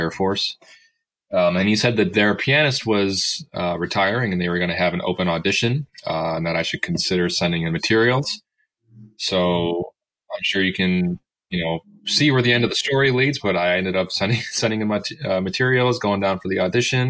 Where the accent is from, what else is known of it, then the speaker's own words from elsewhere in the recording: Buffalo, New York, United States; moved away as an adult; also born or lived in Rochester, New York; now in Washington, D.C., United States; I'm originally from Buffalo, New York, born and raised.